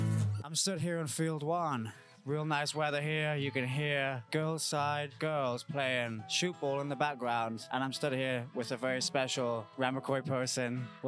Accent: United Kingdom; I'm a British guy coming in here.

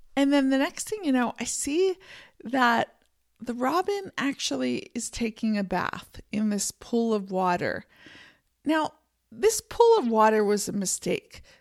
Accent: Pennsylvania, United States; also born or lived in San Francisco Bay Area, California; now in Montana, United States; I grew up in Pennsylvania

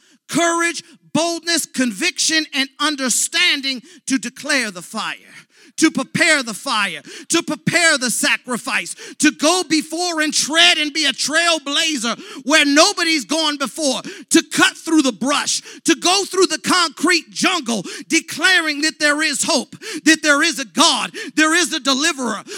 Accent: United States; I was born here in America.

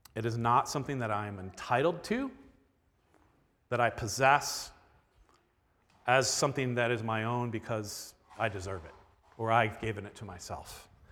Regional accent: Florida, United States; now in Milwaukee, United States; I don't think of myself as Milwaukeean 'cause I grew up in Florida.

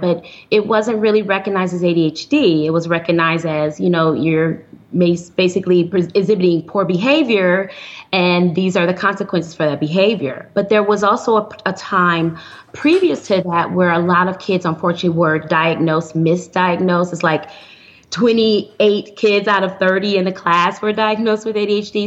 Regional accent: Flint, Michigan, United States; now in Houston, United States; I'm originally from Flint, Michigan

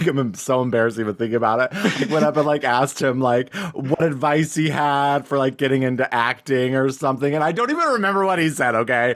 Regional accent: Cody, Wyoming, United States; my hometown in Cody, Wyoming

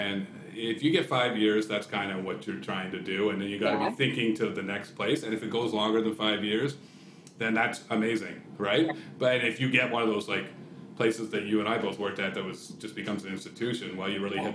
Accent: Kingston, Ontario, Canada; I'm from Kingston

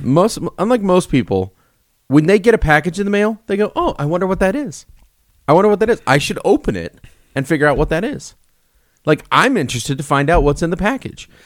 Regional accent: Illinois, United States; moved away; I'm from Illinois.

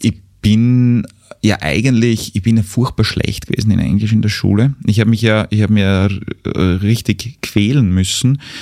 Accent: Mürzzuschlag, Styria, Austria; einen großen Teil meiner Kindheit habe ich in den Räumlichkeiten ähm, des Brahms-Museums in Metz-Zuschlag mhm. verbracht

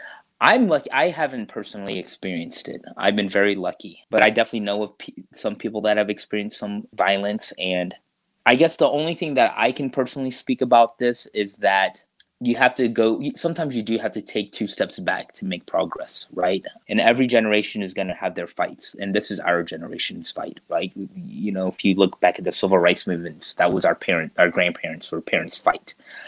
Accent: Deep South, United States; that really just kind of comes from my mom and growing up in the Deep South.

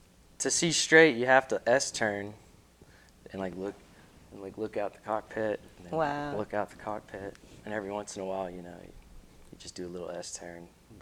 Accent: Tennessee, United States; also born or lived in Florida; now in Saipan, Northern Mariana Islands; I'm from Tennessee.

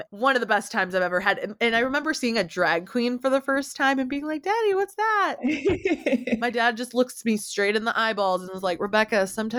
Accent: United States; On my mom's side, I'm the only American cousin. So, you know, I got a lot of shit for how I spoke and my accent and not being American enough and not being Mexican enough.

